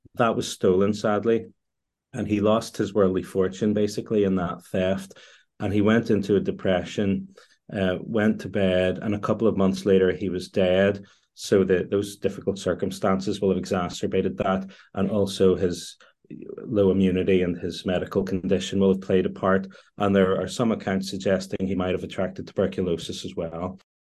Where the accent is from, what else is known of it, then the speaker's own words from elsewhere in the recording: Northern Ireland, United Kingdom; I am Northern Irish.